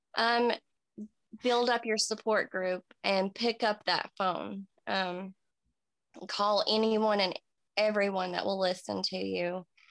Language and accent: English; Kingsport, Tennessee, United States; I was born in Kingsport, Tennessee. I'm 34. Um, just a small town girl